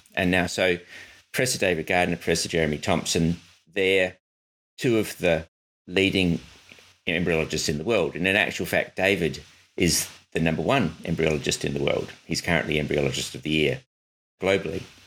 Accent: Adelaide, South Australia, Australia; Adelaide, my hometown

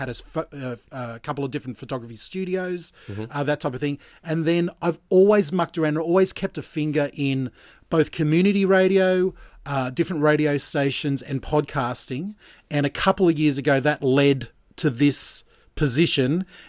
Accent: Gold Coast, Queensland, Australia; also born or lived in Brisbane; now in Geelong, Australia; I was born in Brisbane and raised on the Gold Coast. So I consider myself a Queenslander. Living down here in Geelong.

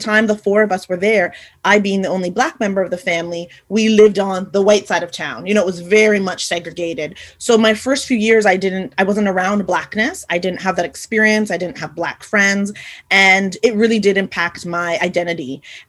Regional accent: Montreal, Quebec, Canada; also born or lived in Haiti; I was born in Haiti in the Caribbean. And I was born in the 70s, so just a few years after Chris, and brought over to Canada, where I am now residing, hence my accent, and was adopted by my family into Montreal.

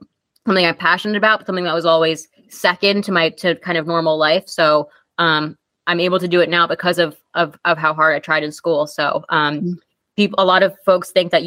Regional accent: Long Island, New York, United States; we grew up riding together on Long Island

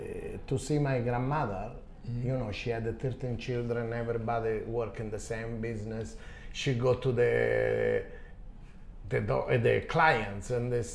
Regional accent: Calabria, Italy; English is a second language; now in Japan; my hometown in Calabria, south of Italy

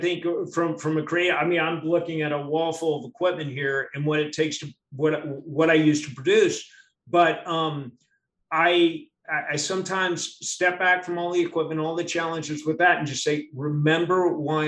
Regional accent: Miami, Florida, United States; I was born in Miami

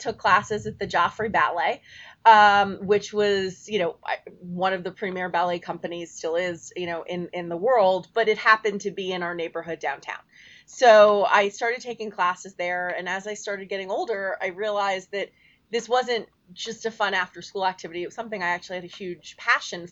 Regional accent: New York City, New York, United States; I am a born and bred New Yorker. I'm one of the few, I think, that can say that. I grew up down in the West Village

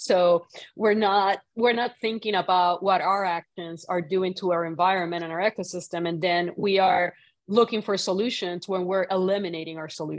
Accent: Puerto Rico; moved away; I grew up in Puerto Rico.

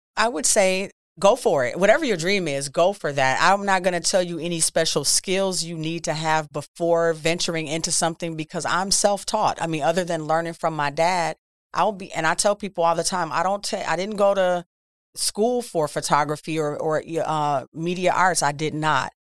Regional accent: Milwaukee, Wisconsin, United States; I'm born and raised in Milwaukee, Wisconsin

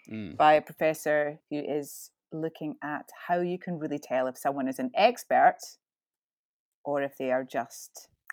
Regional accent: Ayrshire, Scotland, United Kingdom; I am quite old and I grew up in Ayrshire.

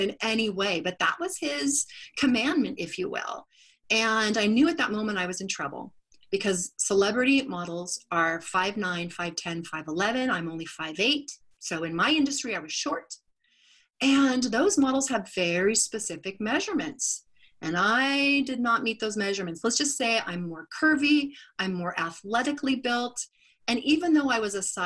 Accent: Sacramento, California, United States; did some TV commercials in my hometown of Sacramento

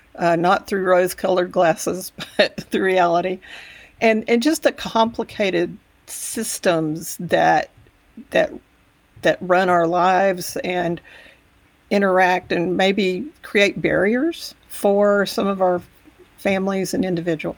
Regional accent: Texas Panhandle, United States; also born or lived in Amarillo, Texas; I grew up in the Panhandle about an hour away, and, uh, I am very much a Texas girl

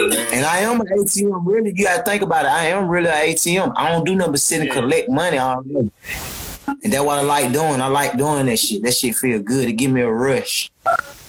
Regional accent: Atlanta, Georgia, United States; I'm from Cascade, the middle part, you know, that's the hood

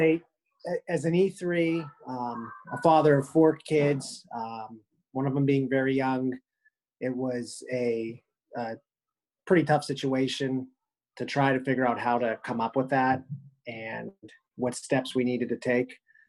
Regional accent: Pittsburgh, Pennsylvania, United States; I'm from Pittsburgh, Pennsylvania.

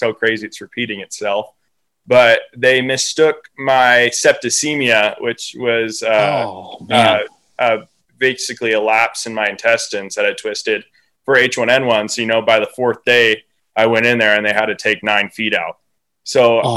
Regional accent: Oregon, United States; born or raised there; also born or lived in Swan Valley, Idaho

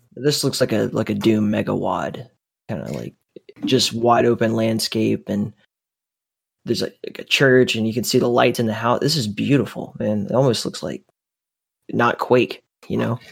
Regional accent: the South, United States; I was born in the South, too

